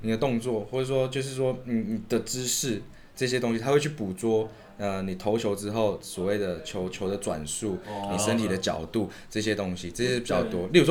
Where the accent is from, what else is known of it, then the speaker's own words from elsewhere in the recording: Taiwan; 所以他们会知道我们是就是从台湾来的